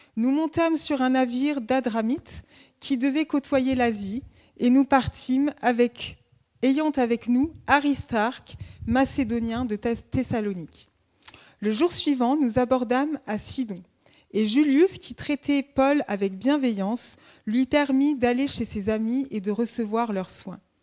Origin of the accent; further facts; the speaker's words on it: Grenoble, Auvergne-Rhône-Alpes, France; now in Dijon, France; je viens de la montagne, je suis grenobloise